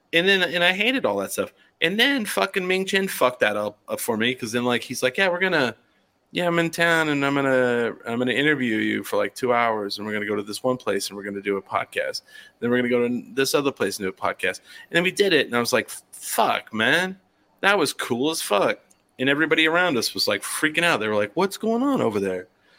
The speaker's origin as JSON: {"language": "English", "country": "United States", "accent": "American", "said": "I would say if I listen to my voice, I have an average American voice."}